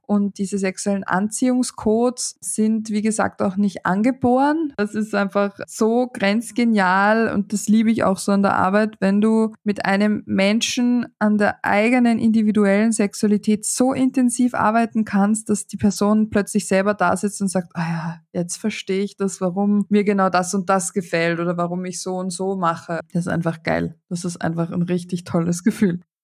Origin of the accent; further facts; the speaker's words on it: Austria; Bei uns in Österreich